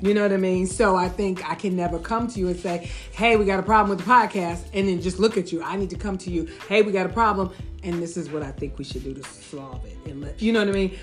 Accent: Chicago, Illinois, United States; I am from the south side of Chicago

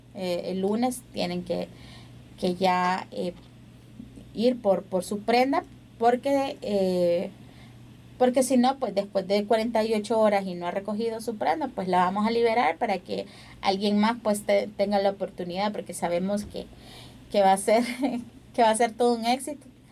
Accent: El Salvador

